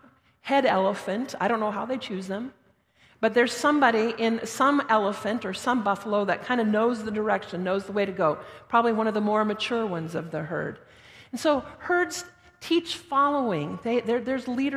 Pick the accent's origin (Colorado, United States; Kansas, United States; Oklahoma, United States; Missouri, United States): Colorado, United States; Denver; now in Thorold, Canada; I'm from out west. I was born and raised in Denver